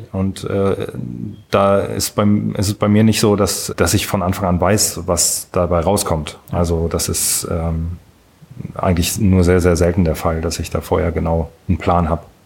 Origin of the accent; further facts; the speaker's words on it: Kiel, Schleswig-Holstein, Germany; moved away as an adult; now in Frankfurt am Main, Germany; ich bin in Kiel äh, in der Nähe von Kiel aufgewachsen, äh, bin in Kiel zur Schule gegangen, habe dort auch studiert